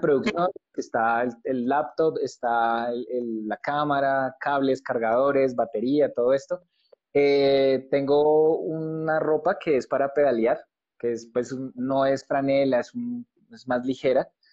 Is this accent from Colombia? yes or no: yes; Colombia; como colombiano